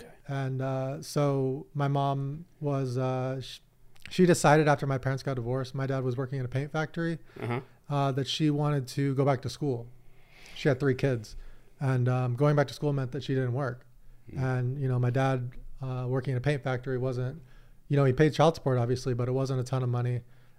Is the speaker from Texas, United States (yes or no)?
no; San Diego, California, United States; I grew up in the Southern California ecosystem of poker, but I was more in San Diego. You guys had your LA thing.